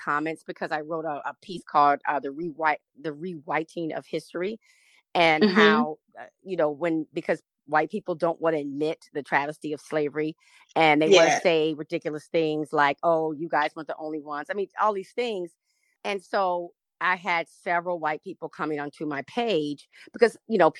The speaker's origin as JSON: {"language": "English", "region": "the South", "country": "United States", "moved": "yes", "lives_now": "California, United States", "said": "I'm from the South"}